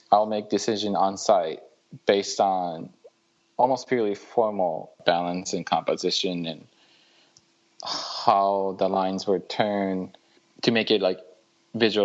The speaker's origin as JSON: {"language": "English", "town": "Muroran", "region": "Hokkaido", "country": "Japan", "tie": "born or raised there", "also_born_or_lived": "Michigan / Syracuse / Los Angeles", "moved": "as an adult", "said": "Born and raised in Japan. I was raised in a city called Muroran in Hokkaido"}